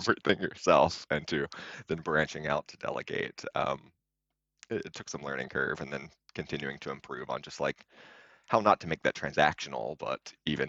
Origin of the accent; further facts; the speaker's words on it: Alabama, United States; moved away as an adult; also born or lived in Austin, Texas / California; now in Rahway, United States; I'm from Alabama.